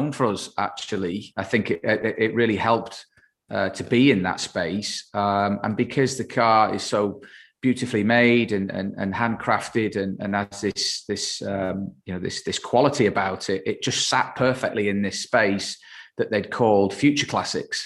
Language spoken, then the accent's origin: English; England, United Kingdom; being English and being based in the UK